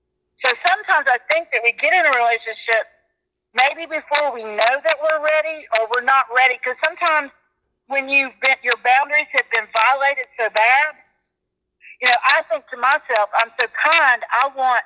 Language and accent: English; Pensacola, Florida, United States; I'm from Pensacola, Florida